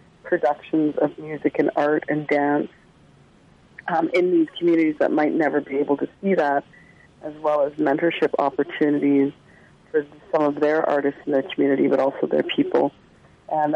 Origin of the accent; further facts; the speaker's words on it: Secwepemc Nation, British Columbia, Canada; the nation that I'm from the Tsleil-Waututh Nation, and Tecumloops is a part of that nation